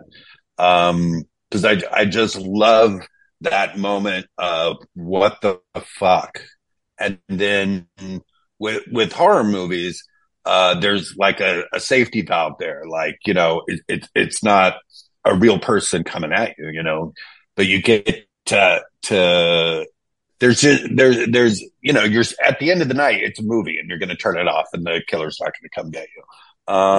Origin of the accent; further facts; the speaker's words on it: Texas, United States; I grew up in Texas